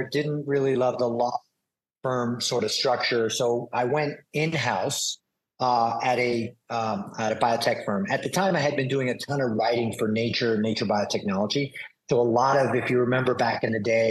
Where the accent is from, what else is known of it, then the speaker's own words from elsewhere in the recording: New York City, New York, United States; I'm a New Yorker, born in Manhattan